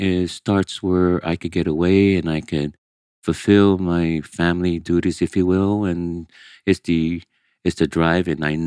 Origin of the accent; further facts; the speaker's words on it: Manhattan, New York, United States; first language Portuguese; English is a second language; also born or lived in Brazil; Growing up in Manhattan is the Spanish Harlem, Delancey Street. When you have a young Asian kid in that environment that doesn't speak English, directly from Brazil, and your translator speaks Spanish and I speak Portuguese.